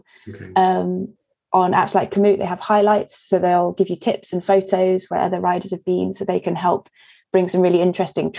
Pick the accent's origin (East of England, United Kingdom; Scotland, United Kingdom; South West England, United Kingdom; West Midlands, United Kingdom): South West England, United Kingdom; East Devon; moved away; which is where I grew up in East Devon